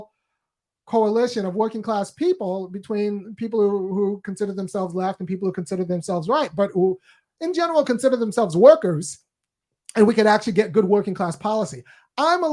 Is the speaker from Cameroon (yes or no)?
no; California, United States; I'm from California, and I spent, you know, most of my life in California